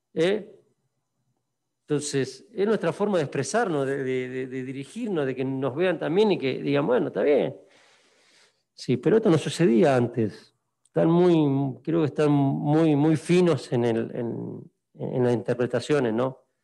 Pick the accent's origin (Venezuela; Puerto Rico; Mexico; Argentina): Argentina; moved away; nosotros como argentinos